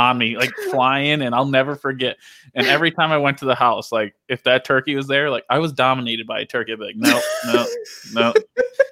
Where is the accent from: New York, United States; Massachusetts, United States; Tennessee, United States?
New York, United States; Dundee; I grew up in Dundee.